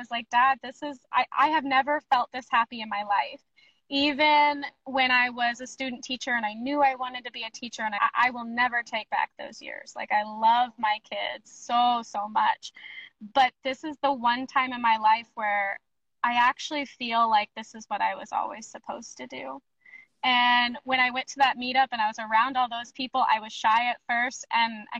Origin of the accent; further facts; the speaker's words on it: Springfield, Missouri, United States; now in Kansas City, United States; I am currently based in Kansas City, Missouri. I grew up in Springfield, Missouri